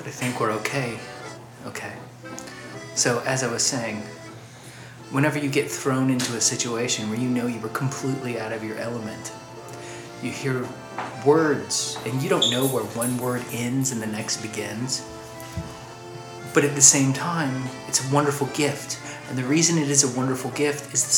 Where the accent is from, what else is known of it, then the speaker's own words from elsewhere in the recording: Louisville, Kentucky, United States; I'm 38 years old, and I'm from Louisville, Kentucky